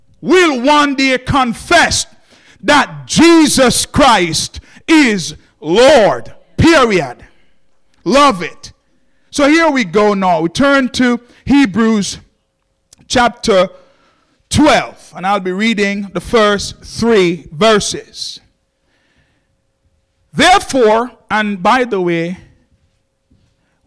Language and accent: English; Jamaica; I'm from Jamaica